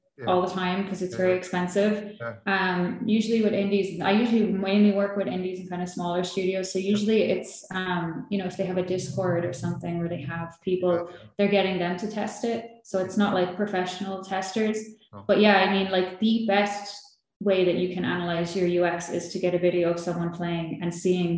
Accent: Ireland; born or raised there; moved away as an adult; now in Malta

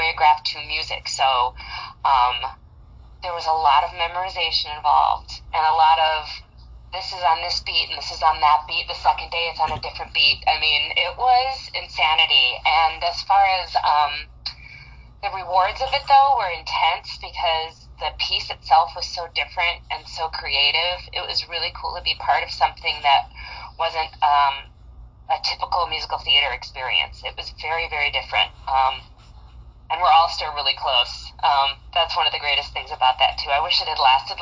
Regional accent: Madison, Wisconsin, United States; I'm originally from Madison, Wisconsin. Born and raised, Cheesehead

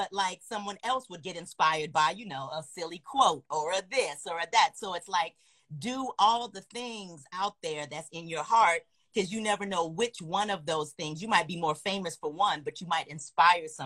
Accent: Chicago, Illinois, United States; now in Los Angeles, United States; south side chicago

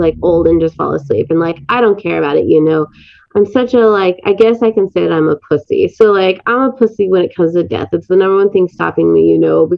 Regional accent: the South, United States; accent: southern; The only accent I could possibly do is a southern accent. It's only because I'm from the South.

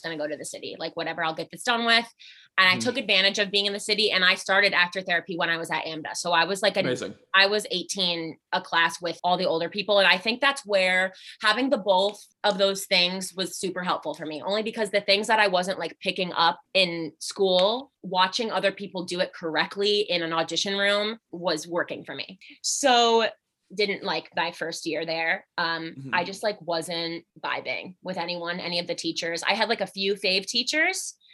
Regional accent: Albany, New York, United States; moved away; I am originally from Albany, New York.

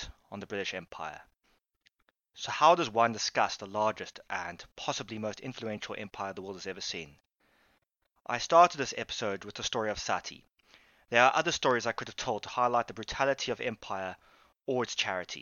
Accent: Cape Town, Western Cape, South Africa; I am South African, or Capian, or Capetonian

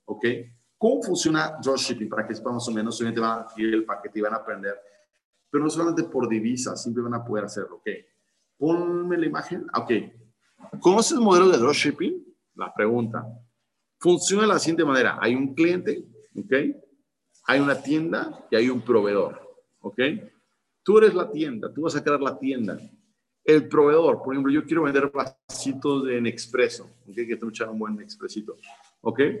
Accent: Spain; Puedes vender gente, ahora nosotros pues somos españoles, de A la Z, puedes vender a todo el mundo

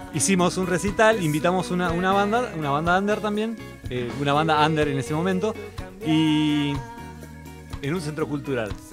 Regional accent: La Plata, Buenos Aires Province, Argentina; yo soy platense, entonces ellos no son. Ellos son todos de Capital, yo soy de La Plata.

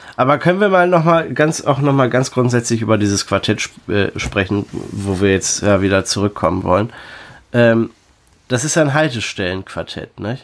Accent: Delmenhorst, Lower Saxony, Germany; ich komme noch aus Delmenhorst. Wir kommen fast alle aus Delmenhorst.

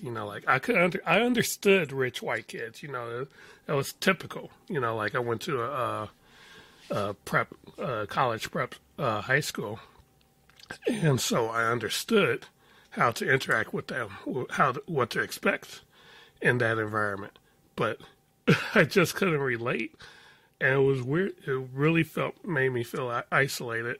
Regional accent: Chicago, Illinois, United States; I grew up in Chicago. My coming of age years, my teen years, were in the middle of the Chicago drug wars

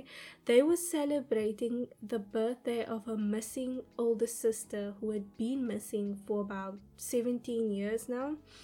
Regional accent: Cape Town, Western Cape, South Africa; my hometown of Cape Town, South Africa

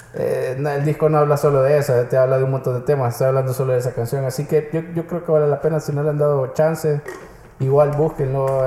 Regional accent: El Salvador

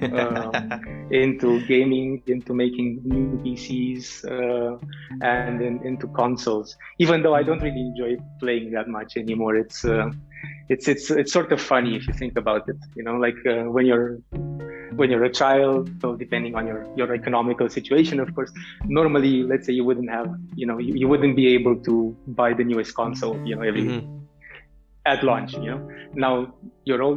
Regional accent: Bucharest, Romania; I grew up in Romania, in Bucharest, the capital city of Romania

